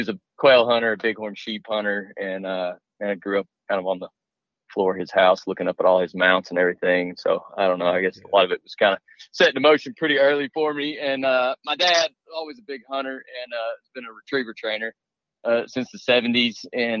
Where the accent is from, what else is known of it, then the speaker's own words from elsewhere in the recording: Pine Bluff, Arkansas, United States; I'm originally from Pine Bluff, Arkansas